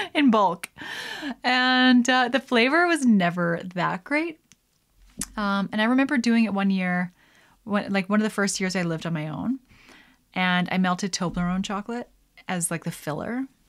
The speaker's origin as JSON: {"language": "English", "country": "Canada", "said": "as a Canadian"}